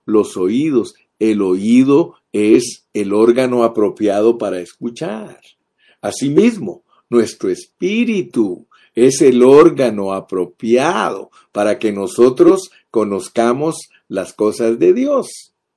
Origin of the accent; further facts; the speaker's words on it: Guatemala; now in United States; Los guatemaltecos no podemos dejar de comer frijoles negros